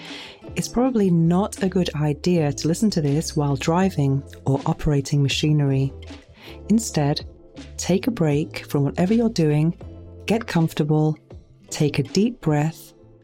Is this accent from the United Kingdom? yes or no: yes; United Kingdom; No handshake, no kissing, because I think I'm British. I don't do that.